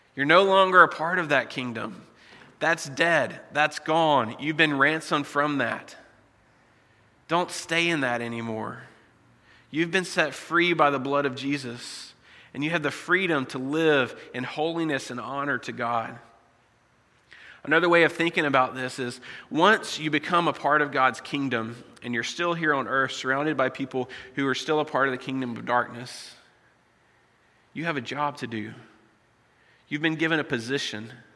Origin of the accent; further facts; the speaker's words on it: United States; moved away as an adult; I was born in the States, and so my citizenship is still there